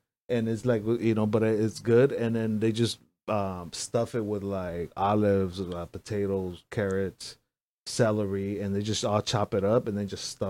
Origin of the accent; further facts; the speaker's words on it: El Salvador; accent: Salvadoran; Straight up, it's like I'm Salvadorian, but like even my accent is not when I speak Spanish, it's not a hardcore like Salvi accent.